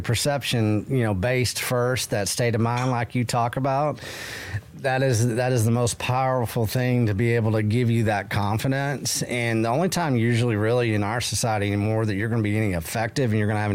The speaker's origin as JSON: {"language": "English", "region": "Texas", "country": "United States", "said": "I'm Texan"}